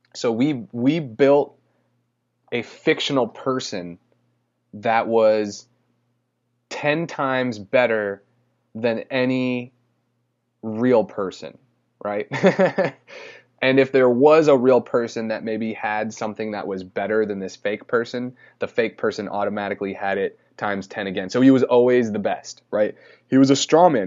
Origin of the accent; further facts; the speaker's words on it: St. Albans, Vermont, United States; I was born in Saint Albans, Vermont.